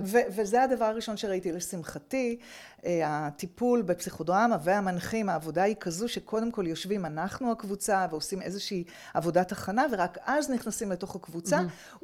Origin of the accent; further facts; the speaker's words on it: Petah Tikva, Central District, Israel; גדלתי בפתח תקווה